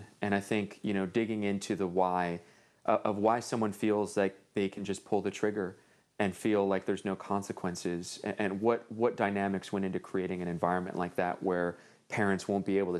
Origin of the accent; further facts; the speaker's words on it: Los Angeles, California, United States; I grew up in Northeast LA, and there's parts of Los Angeles where you hear notoriously cops don't go in.